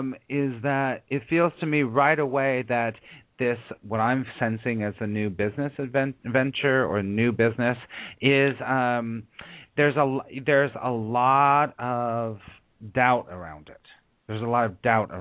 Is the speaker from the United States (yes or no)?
yes; California, United States; I grew up in California, so I know California pretty darn well